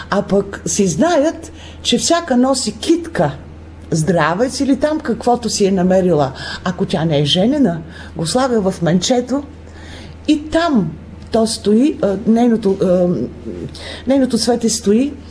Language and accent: Bulgarian; Bulgaria; До ние също отбелязваме този празник, защото сме българи.